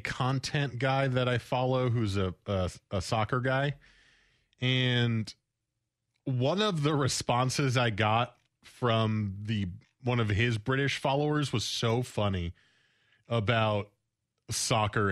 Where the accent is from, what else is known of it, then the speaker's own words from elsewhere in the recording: United States; I am American